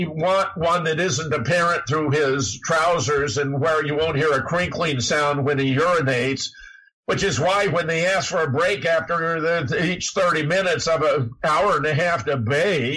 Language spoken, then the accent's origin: English; Pasadena, California, United States; moved away; also born or lived in Duluth, Minnesota; I was born in Pasadena. I grew up in Southern California